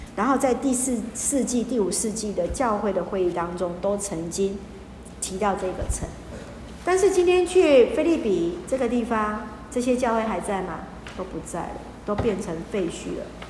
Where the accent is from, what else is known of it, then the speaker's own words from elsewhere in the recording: Taiwan; 像我们在被日本统治的时候，有没有皇民化运动？好，台湾人就是次等的